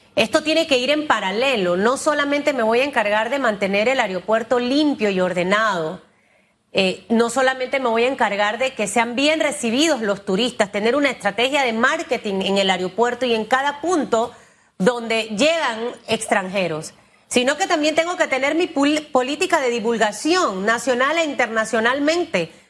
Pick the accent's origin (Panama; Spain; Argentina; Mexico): Panama